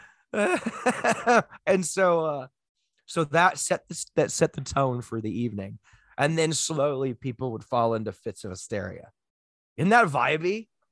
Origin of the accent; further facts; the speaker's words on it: United States; I am a loud, sloppy American